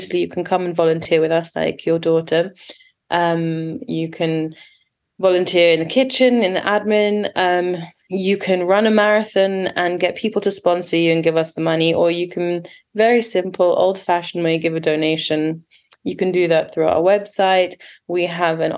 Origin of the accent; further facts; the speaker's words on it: London, United Kingdom; accent: British; moved away as an adult; also born or lived in Milan, Italy; now in Athens, Greece; I was born in Italy, in Milan, in the great city of Milan. And my parents moved to London when I was five.